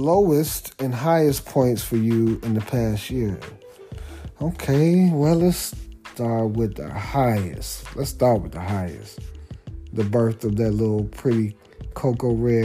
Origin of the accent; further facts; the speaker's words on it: D.C. area, Maryland, United States; moved away; also born or lived in Washington, D.C.; I'm from the Maryland, D.C. area